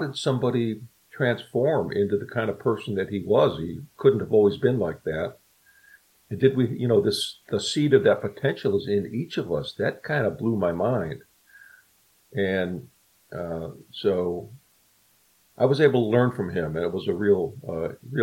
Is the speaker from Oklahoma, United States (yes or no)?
no; Chicago, Illinois, United States; I'm from Chicago originally